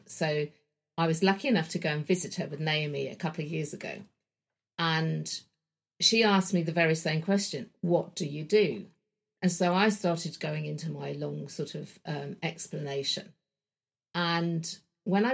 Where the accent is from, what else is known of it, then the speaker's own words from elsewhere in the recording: London, United Kingdom; I grew up in Wembley in London, in a suburban home.